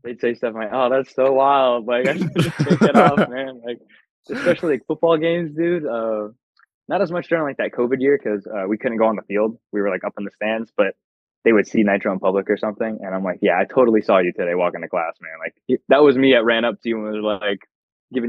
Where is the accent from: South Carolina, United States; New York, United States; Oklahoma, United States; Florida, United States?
Florida, United States; Tampa; I'm from Tampa